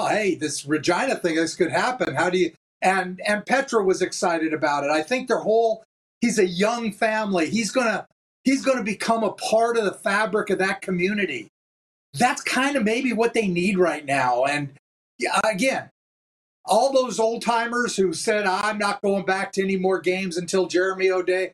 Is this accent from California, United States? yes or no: yes; California, United States; moved away as an adult; now in Canada; I was always a West Coaster. Down there, born and raised in California.